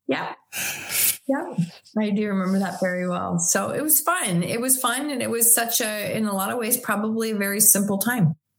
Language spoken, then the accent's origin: English; Chatham, Ontario, Canada; also born or lived in Tillsonburg, Ontario; now in Waterloo, Canada; I was born in 1970. I was born in Chatham, Ontario, Canada.